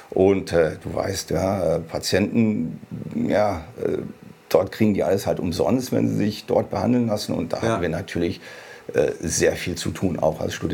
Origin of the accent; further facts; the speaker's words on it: Hanover, Lower Saxony, Germany; Tatsächlich in Hannover geboren.